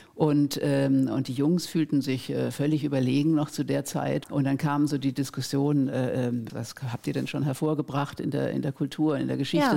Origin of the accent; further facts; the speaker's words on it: Germany; bei uns in Deutschland